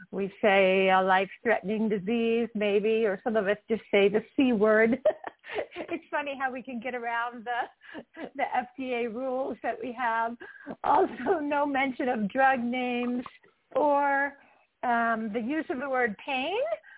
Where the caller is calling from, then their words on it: Utah, United States; As I said, I'm calling in from Utah.